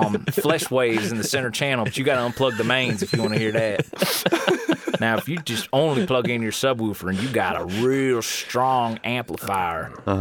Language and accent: English; Los Angeles, California, United States; I'm from South LA.